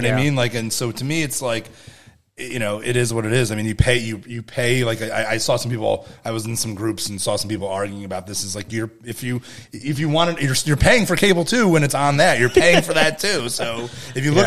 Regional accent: Northeast, United States; I'm from the Northeast

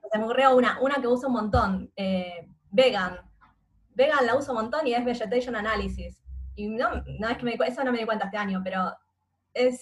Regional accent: Buenos Aires, Argentina; Yo nací y siempre viví en Capital Federal

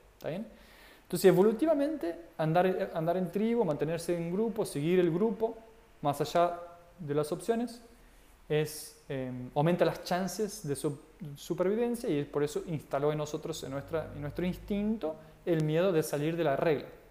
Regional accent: Portugal; now in Argentina; Yo soy de Portugal y vivo en Argentina

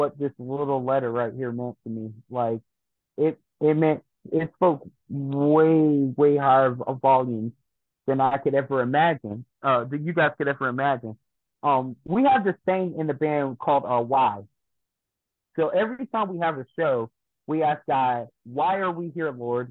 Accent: Jessup, United States; Jessup, my hometown

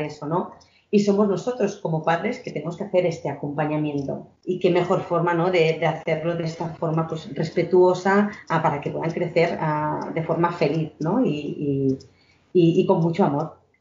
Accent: Spain; nací en San Salvador de Noia, que es un pueblo ah, con mucha cultura vinícola

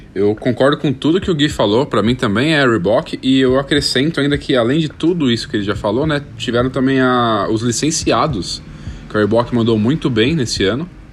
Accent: Brazil; eu sou brasileiro

